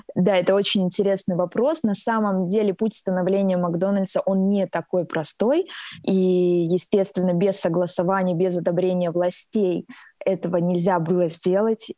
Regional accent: Rostov-on-Don, Rostov Oblast, Russia; Я родилась в Ростове и выросла здесь

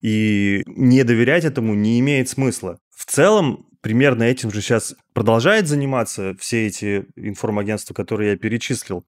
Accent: Russia; мы из России

